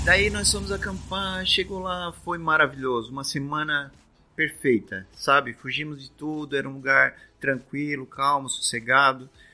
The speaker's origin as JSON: {"language": "Portuguese", "town": "Criciúma", "region": "Santa Catarina", "country": "Brazil", "said": "Nós somos de Criciúma, Santa Catarina, aqui mesmo"}